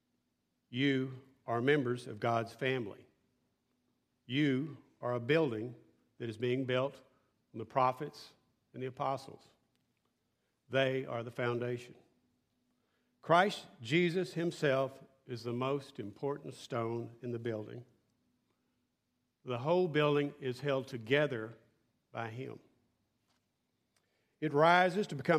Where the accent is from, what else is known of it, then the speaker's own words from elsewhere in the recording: West Texas, United States; I grew up in West Texas, flat